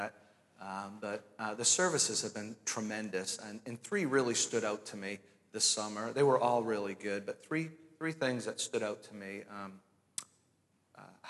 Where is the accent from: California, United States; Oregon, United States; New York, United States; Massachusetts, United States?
Massachusetts, United States; Danvers; moved away as an adult; also born or lived in Pennsylvania; now in Merrimack, United States; I'm originally from Danvers, Massachusetts